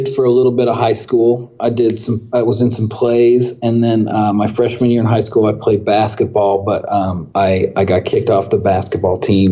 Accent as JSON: {"language": "English", "town": "Vancouver", "region": "Washington", "country": "United States", "tie": "born or raised there", "lives_now": "Portland, United States", "said": "I grew up in Vancouver, Washington, which is just north of a few miles north of Portland, Oregon."}